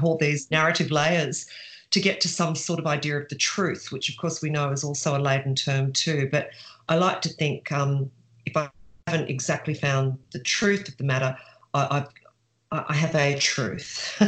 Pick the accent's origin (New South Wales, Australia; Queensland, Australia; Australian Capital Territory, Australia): New South Wales, Australia; Sydney; moved away as an adult; also born or lived in Bendigo, Victoria; I was from Sydney and I was sent to a little country town in Victoria, Bendigo